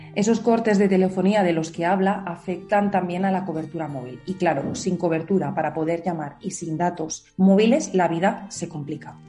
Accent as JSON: {"language": "Spanish", "area": "Teruel", "region": "Aragon", "country": "Spain", "said": "mi pueblo esté muerto, pero créeme que solo está en medio de Teruel"}